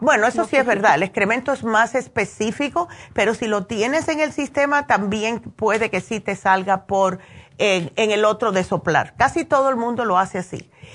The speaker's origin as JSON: {"language": "Spanish", "region": "New Jersey", "country": "United States", "tie": "born or raised there", "moved": "yes", "said": "yo me crié prácticamente en New Jersey"}